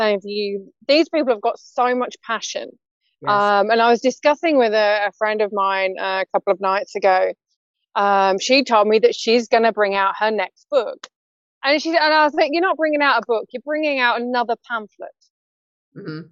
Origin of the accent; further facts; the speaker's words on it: United Kingdom; as British ladies